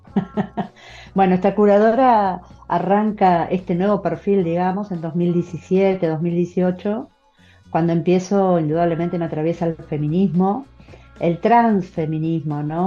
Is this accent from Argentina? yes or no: yes; Argentina; aquí en mi país